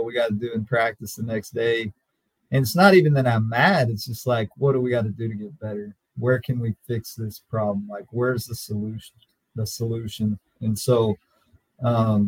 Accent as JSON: {"language": "English", "town": "Lubbock", "region": "Texas", "country": "United States", "tie": "born or raised there", "said": "I got to play for Bobby Maigle growing up in Lubbock, at Lubbock Monterey"}